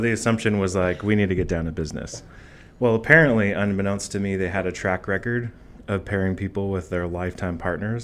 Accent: Boring, Oregon, United States; also born or lived in Eugene, Oregon; I actually grew up in Boring, Oregon. Um, I was technically born in Eugene

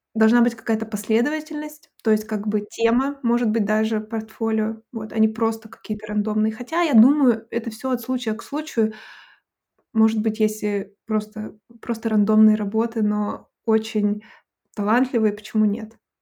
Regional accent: Abakan, Khakassia, Russia; moved away as an adult; also born or lived in Saint Petersburg; now in Hanover, Germany; сама из России, из небольшого города, я сейчас скажу, но я всегда предупреждаю, вы, наверное, не знаете о таком городе, город Абакан

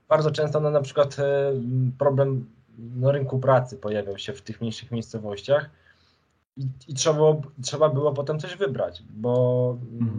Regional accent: Krasnystaw, Lublin Voivodeship, Poland; moved away; Ja urodziłem się i wychowałem i młodość taką tą pierwszą spędziłem w Krasnym Stawie, to jest miejscowość na Lubelszczyźnie

